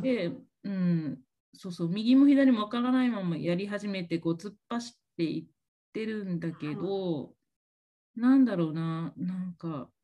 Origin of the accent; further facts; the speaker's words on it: Okinawa, Japan; moved away as an adult; now in United States; 私、沖縄の出身なんですけども、えー、と、約3年前に、あの、沖縄からアメリカに初めて、あの、海外にあの移住してきました